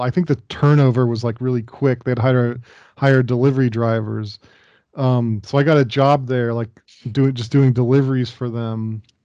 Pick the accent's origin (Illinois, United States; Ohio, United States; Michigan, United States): Ohio, United States; Dayton; where I grew up, Dayton, Ohio